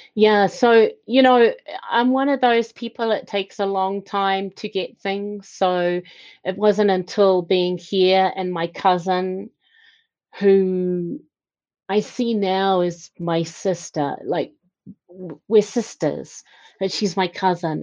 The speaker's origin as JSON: {"language": "English", "country": "New Zealand", "tie": "born or raised there", "said": "I was born and bred in New Zealand"}